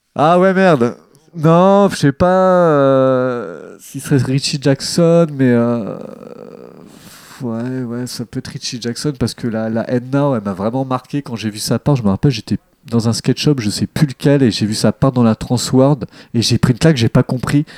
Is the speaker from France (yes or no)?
yes; Deuil-la-Barre, Île-de-France, France; quand j'étais jeune dans le Val d'Oise, à Deuil la Barre